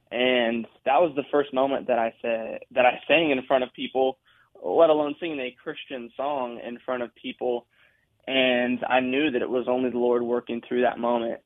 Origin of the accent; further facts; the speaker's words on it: South Dakota, United States; now in Nashville, United States; I'm from South Dakota